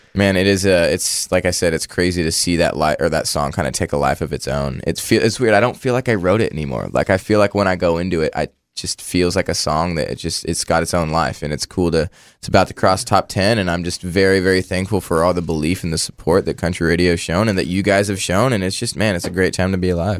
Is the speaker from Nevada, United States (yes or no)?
no; Orangevale, California, United States; I grew up in a town called Orangeville, and, uh, it's outside of Sacramento